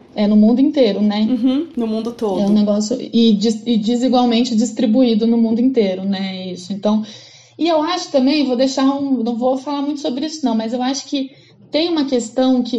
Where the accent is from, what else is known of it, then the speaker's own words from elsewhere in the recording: São Paulo, Brazil; eu sou de São Paulo